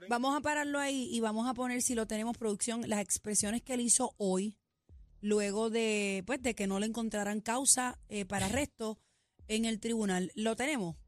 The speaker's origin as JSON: {"language": "Spanish", "country": "Puerto Rico", "tie": "born or raised there", "said": "nacimos en Country Club"}